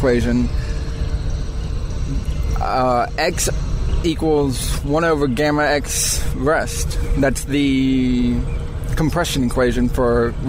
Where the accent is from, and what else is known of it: McDonough, Georgia, United States